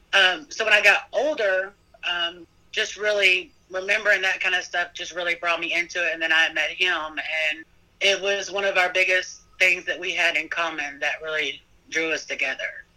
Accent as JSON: {"language": "English", "region": "Kentucky", "country": "United States", "moved": "yes", "lives_now": "Petersburg, United States", "said": "I'm originally from Kentucky"}